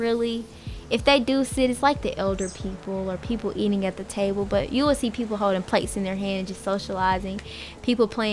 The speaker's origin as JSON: {"language": "English", "town": "Huntsville", "region": "Alabama", "country": "United States", "moved": "as an adult", "lives_now": "Bowling Green, United States", "said": "I am a freshman, and I'm from Huntsville, Alabama."}